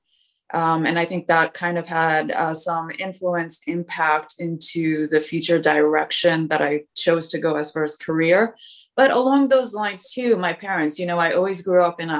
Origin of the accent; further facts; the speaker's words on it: Poland; moved away; I was born in Poland. I came over when I was younger